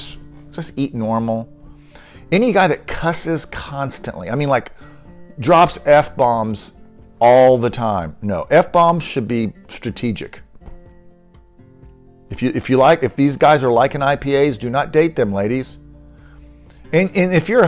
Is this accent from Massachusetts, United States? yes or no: no; Denton, Texas, United States; moved away; also born or lived in Leander, Texas; Denton, of all places, my hometown.